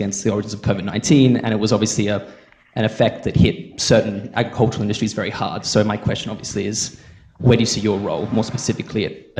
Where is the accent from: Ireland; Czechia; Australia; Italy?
Australia; Coming from Australia